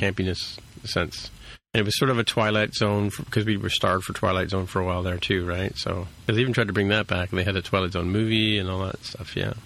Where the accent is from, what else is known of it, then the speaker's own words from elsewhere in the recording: Canada; accent: Canadian; my Canadian accent